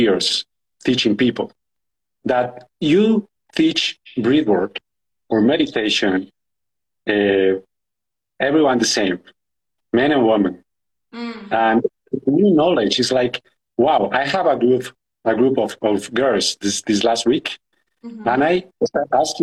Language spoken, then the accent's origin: English; Colombia; I'm from Colombia